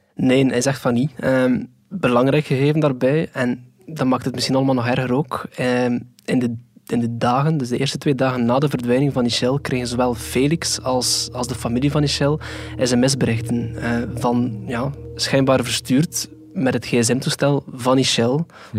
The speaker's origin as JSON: {"language": "Dutch", "region": "Flanders", "country": "Belgium", "said": "bij ons in Antwerpen"}